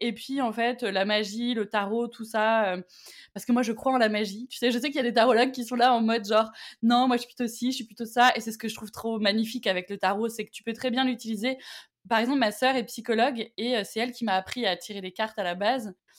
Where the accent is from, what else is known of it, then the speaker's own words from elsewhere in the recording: Auvergne-Rhône-Alpes, France; je viens d'Auvergne.